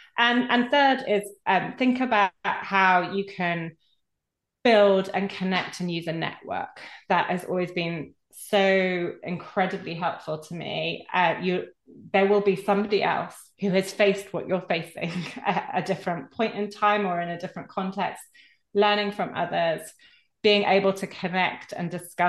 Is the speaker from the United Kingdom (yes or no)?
yes; United Kingdom; So particularly can say that being a Brit, but you're not an island